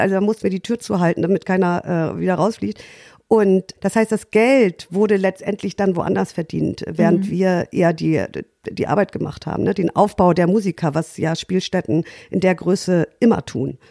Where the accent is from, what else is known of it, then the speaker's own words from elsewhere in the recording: Lütjenburg, Schleswig-Holstein, Germany; moved away as an adult; now in Hamburg, Germany; ich komme aus Lütchenburg, das ist ein kleiner Ort an der Ostseeküste in Schleswig-Holstein